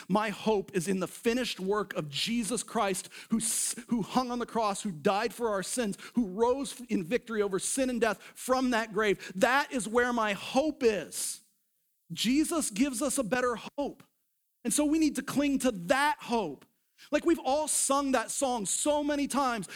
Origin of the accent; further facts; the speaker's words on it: United States; we were raised up in the culture of America.